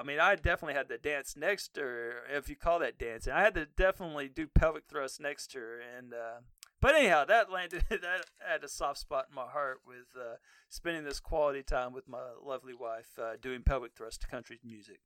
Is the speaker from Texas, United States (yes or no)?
yes; Texas, United States; I grew up in Texas